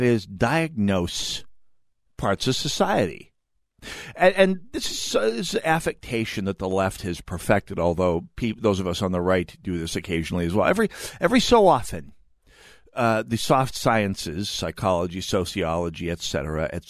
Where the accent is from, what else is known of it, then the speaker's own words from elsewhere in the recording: North Dakota, United States; now in Minnesota, United States; I'm the nebbish from North Dakota